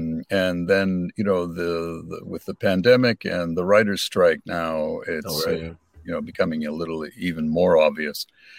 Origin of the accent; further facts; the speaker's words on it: Toronto, Ontario, Canada; moved away as an adult; now in Vancouver, Canada; Toronto's my hometown, mm-hmm. and I lived there for decades